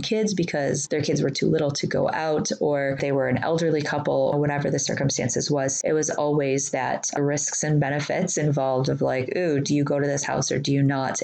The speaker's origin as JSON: {"language": "English", "town": "Detroit", "region": "Michigan", "country": "United States", "tie": "born or raised there", "said": "I grew up in Detroit."}